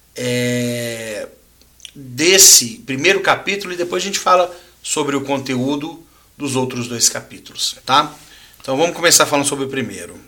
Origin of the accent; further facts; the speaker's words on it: Minas Gerais, Brazil; de onde nós somos aqui de Minas